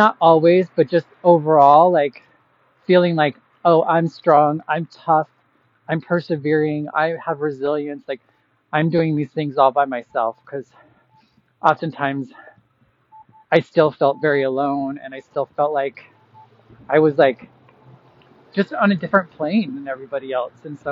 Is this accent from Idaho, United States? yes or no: yes; Boise, Idaho, United States; moved away as an adult; now in Chicago, United States; 10 years ago that I moved from Boise, Idaho, that I moved from here to Chicago and started my journey away from Idaho